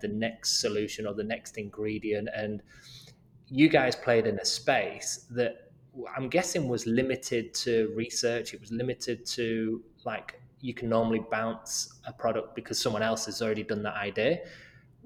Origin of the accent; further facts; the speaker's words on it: United Kingdom; moved away; my home country in the UK